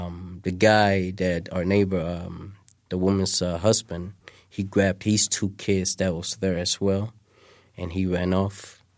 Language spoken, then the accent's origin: English; Mogadishu, Banaadir, Somalia; moved away; I was born in Mogadishu.